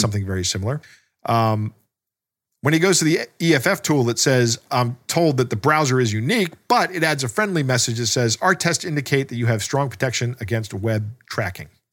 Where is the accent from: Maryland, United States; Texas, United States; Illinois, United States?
Maryland, United States; we are both from Maryland, and Maryland is, uh, is more of a cult than a state